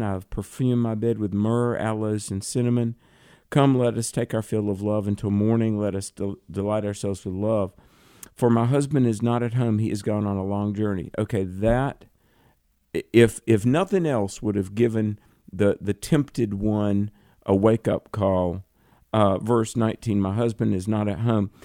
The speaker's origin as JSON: {"language": "English", "region": "the South", "country": "United States", "said": "I'm from the South"}